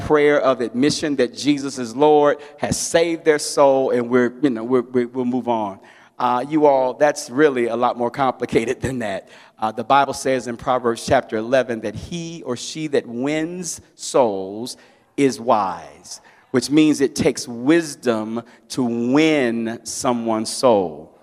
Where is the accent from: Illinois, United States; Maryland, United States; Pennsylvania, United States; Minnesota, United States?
Illinois, United States; Chicago; I grew up in a church that was a soul-winning church in Chicago